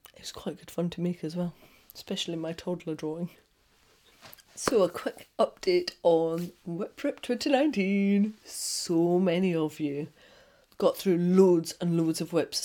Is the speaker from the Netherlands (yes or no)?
no; Scotland, United Kingdom; I'm Scottish.